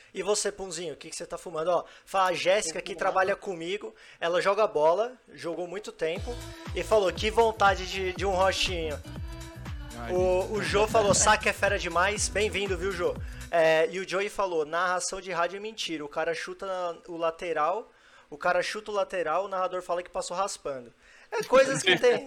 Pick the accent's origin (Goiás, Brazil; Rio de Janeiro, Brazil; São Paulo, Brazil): São Paulo, Brazil; now in Brasília, Brazil; Eu sou de São Paulo, mas moro em Brasília há 14 anos